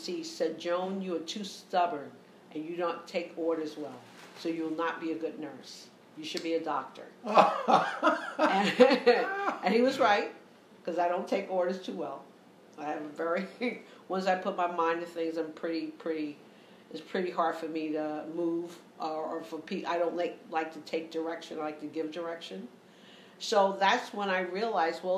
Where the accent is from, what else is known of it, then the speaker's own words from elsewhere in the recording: New York City, New York, United States; I grew up in the Lower East Side of New York